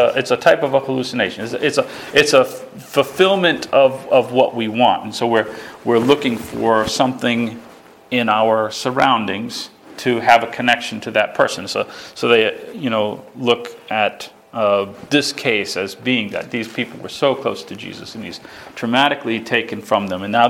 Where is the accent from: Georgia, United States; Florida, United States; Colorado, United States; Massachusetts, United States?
Massachusetts, United States; Spencer; my hometown